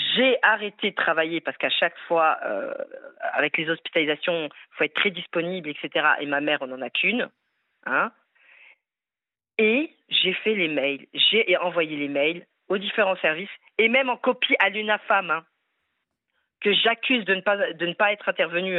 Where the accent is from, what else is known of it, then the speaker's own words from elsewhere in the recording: France; Je suis française, fière de l'être, avec des origines maghrébines